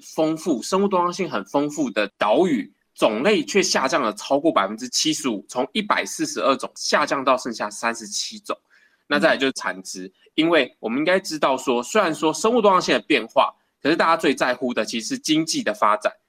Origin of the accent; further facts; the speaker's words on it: Keelung, Taiwan; 我是在基隆出生的，那我的爸爸其实是大商船的轮机长